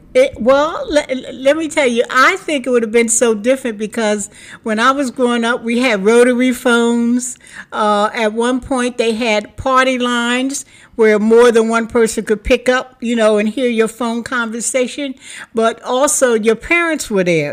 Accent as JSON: {"language": "English", "town": "Philadelphia", "region": "Pennsylvania", "country": "United States", "tie": "born or raised there", "also_born_or_lived": "Newark, Delaware", "moved": "as an adult", "said": "I am from Philadelphia, A, better known as Philly, but I raised my daughter in Newark, Delaware"}